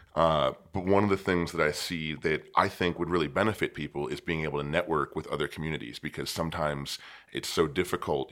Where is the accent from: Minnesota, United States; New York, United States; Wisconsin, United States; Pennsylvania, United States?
Pennsylvania, United States; about an hour east of Pittsburgh; moved away as an adult; now in Phoenix, United States; I was born in Pittsburgh, and I grew up about an hour to the east of it.